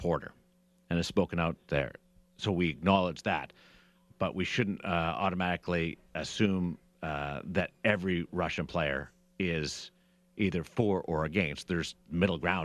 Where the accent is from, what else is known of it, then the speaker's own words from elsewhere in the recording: Canada; I'm Canadian